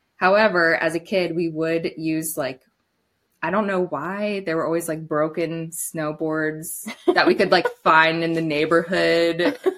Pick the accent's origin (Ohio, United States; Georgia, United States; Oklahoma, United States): Ohio, United States; moved away as an adult; now in Alaska, United States; I grew up in Ohio too, where we have like the foothills of the Appalachian Mountains, hilly, but not mountainous and not enough snow for either activity. So when I moved to Alaska 5 years ago